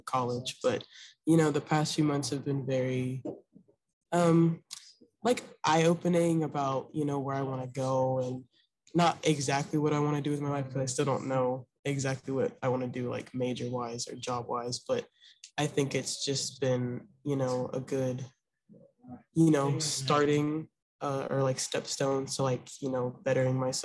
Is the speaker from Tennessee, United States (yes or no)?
yes; Memphis, Tennessee, United States; I'm from Memphis, Tennessee